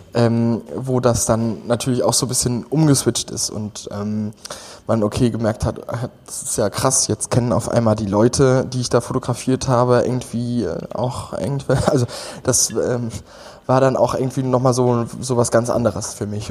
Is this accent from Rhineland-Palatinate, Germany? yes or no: yes; Westerwald, Rhineland-Palatinate, Germany; moved away as an adult; now in Berlin, Germany; gebürtig komme ich aus Hunsang ähm, und ähm, das, das ist so am äußersten Rande vom Westerwald, äh, schon fast im feindlichen Hessen